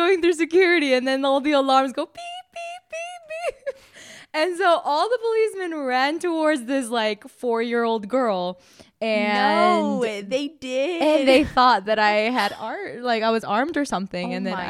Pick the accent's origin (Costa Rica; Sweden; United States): Costa Rica; now in Prague, Czech Republic; I'm from Costa Rica